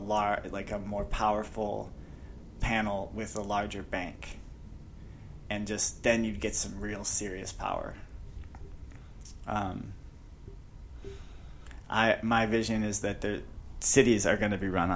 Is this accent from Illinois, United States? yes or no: yes; just north of Chicago, Illinois, United States; now in Phoenix, United States; I grew up just outside Chicago, just north of Chicago.